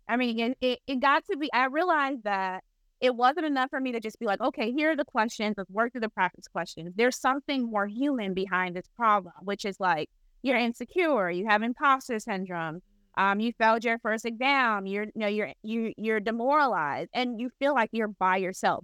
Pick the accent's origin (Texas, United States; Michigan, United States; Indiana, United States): Michigan, United States; Flint; I'm from Flint, Michigan